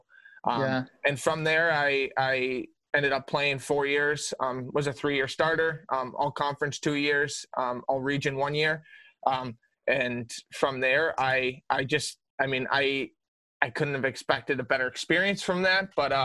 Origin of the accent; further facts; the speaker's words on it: Houghton, New York, United States; I was born and raised in Houghton, New York.